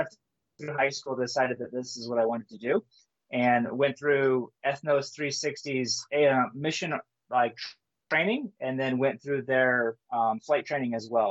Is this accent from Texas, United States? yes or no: no; Jackson, Michigan, United States; moved away as an adult; now in Papua New Guinea; I grew up in Michigan. I'm from the States, but we lived over here in elementary school. My parents were missionaries over here for 4 years. And then pretty much from seventh grade until about 25 years old, I lived in Jackson, Michigan.